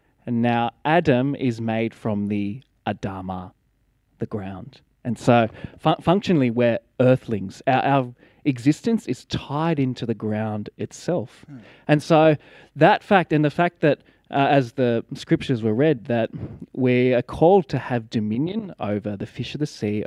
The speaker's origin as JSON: {"language": "English", "area": "Blue Mountains", "region": "New South Wales", "country": "Australia", "tie": "born or raised there", "said": "Growing up in the Blue Mountains"}